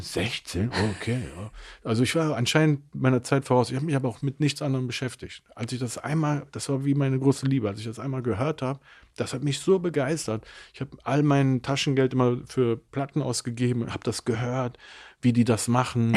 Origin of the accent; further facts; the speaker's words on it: Mönchengladbach, North Rhine-Westphalia, Germany; also born or lived in Cologne; ich bin geboren in Köln. Meine Eltern haben sich ziemlich früh getrennt und bin dann mit meiner Mutter nach Mönchengladbach gezogen